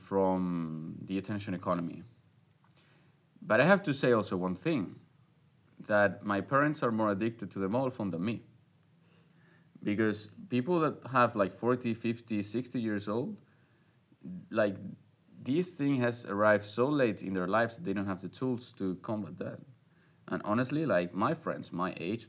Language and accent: English; Spain; I was born in 1997 in Spain